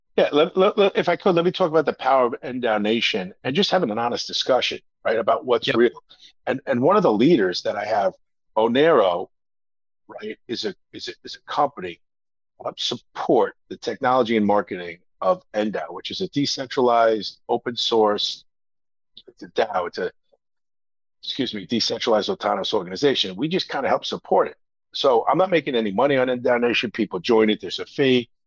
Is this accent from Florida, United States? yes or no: no; New Jersey, United States; It took me 30 years to admit that I'm from New Jersey